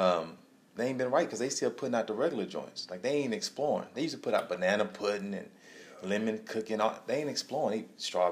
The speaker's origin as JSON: {"language": "English", "town": "Houston", "region": "Texas", "country": "United States", "tie": "born or raised there", "said": "I grew up in the Houston area."}